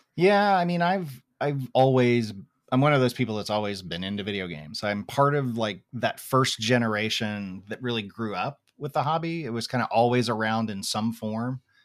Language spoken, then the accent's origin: English; Tulsa, Oklahoma, United States; where I grew up in Tulsa, Oklahoma